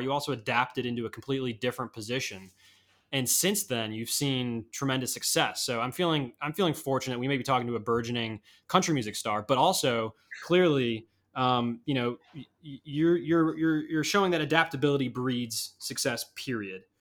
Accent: Chicago, Illinois, United States; I'm from Chicago

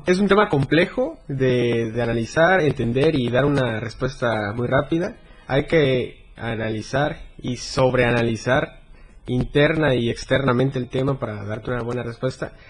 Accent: Berriozábal, Chiapas, Mexico; en mi pueblo, en mi municipio que es Berriozábal

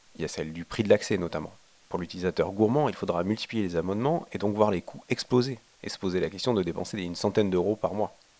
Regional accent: France; Chez nous en France

